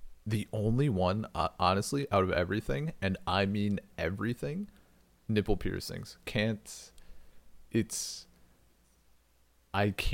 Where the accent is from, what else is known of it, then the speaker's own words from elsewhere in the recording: rural Wisconsin, United States; I was in very rural Wisconsin